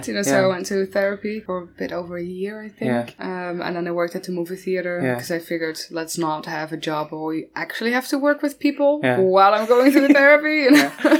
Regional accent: Maastricht, Limburg, Netherlands; I always say Maastricht.

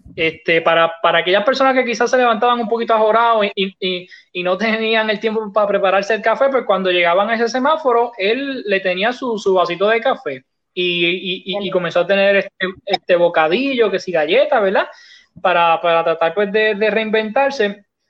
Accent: Utuado, Puerto Rico; Me crié aquí, ¿verdad? Soy, soy de aquí

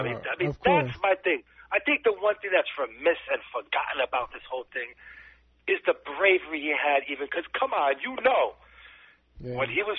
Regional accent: New York City, New York, United States; I grew up in the Bronx.

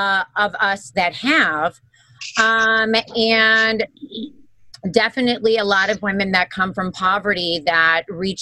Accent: Wisconsin, United States; also born or lived in New York; I'm originally from Wisconsin.

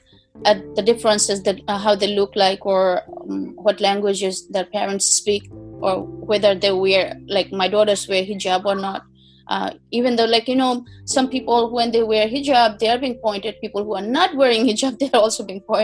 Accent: Patuakhali, Barisal Division, Bangladesh; moved away as an adult; also born or lived in Dhaka, Bangladesh; now in New York, United States; I was born in Potuakhali district in Borishal division, in a extremely rural village

